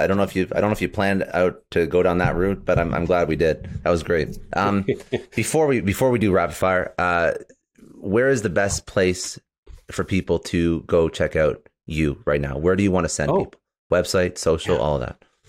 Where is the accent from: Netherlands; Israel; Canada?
Canada; now in United States; I'm actually Canadian